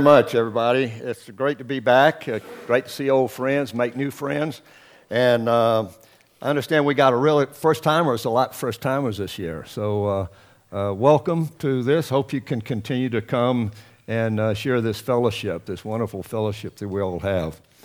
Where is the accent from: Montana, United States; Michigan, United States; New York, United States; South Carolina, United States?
South Carolina, United States; Lancaster; moved away; I grew up in South Carolina, a small town, Lancaster.